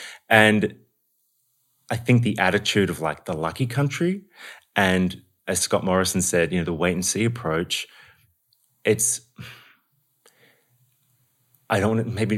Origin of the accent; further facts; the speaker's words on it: Australia; oh, my God, you're Aussie. I love it. And then when they find out I'm also Irish, they just lose it